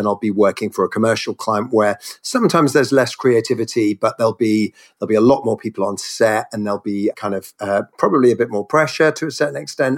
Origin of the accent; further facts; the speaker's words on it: Norfolk, East of England, United Kingdom; also born or lived in Cornwall; now in London, United Kingdom; I was born in the west and then grew up way over in the east in Norfolk, UK